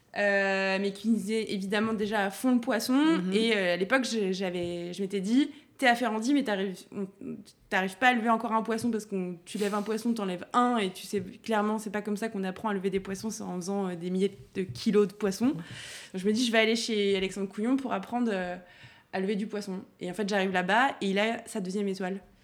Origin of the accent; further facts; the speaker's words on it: Auxerre, Bourgogne-Franche-Comté, France; also born or lived in Dijon; now in Paris, France; Je suis née à Dijon et j'ai vécu jusqu'à mes 6 ans à côté de Dijon dans un petit village. Euh, et, après, je suis, on est venu à Auxerre avec mes parents